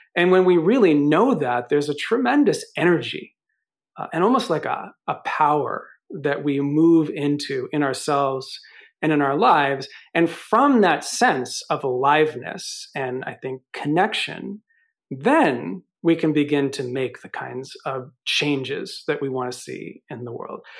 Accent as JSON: {"language": "English", "region": "New York", "country": "United States", "said": "I'm from New York"}